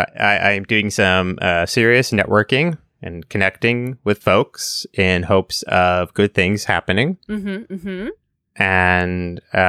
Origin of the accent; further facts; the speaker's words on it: New York City, New York, United States; accent: Staten Island; I grew up on Staten Island. It comes out every once in a while. Water, drawer.